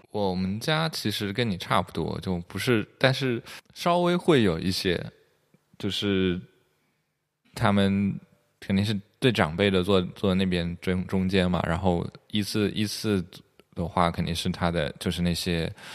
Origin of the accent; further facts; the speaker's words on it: Jiangxi, China; 身为一个江西人